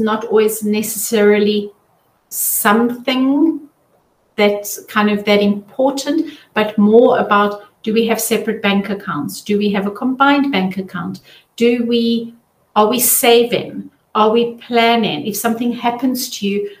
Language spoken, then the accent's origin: English; South Africa; now in Zurich, Switzerland; I'm originally from South Africa